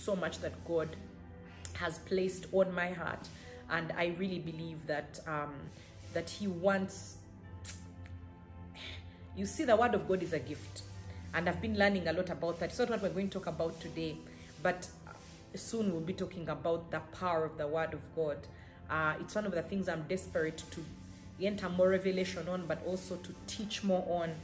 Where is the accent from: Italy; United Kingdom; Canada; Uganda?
Uganda; I come from Uganda, East Africa, Africa